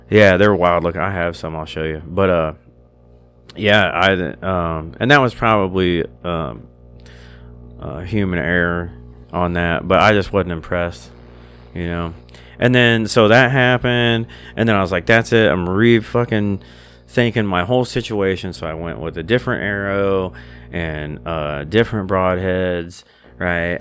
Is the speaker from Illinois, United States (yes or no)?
yes; Illinois, United States; this is where I was born, this is my home state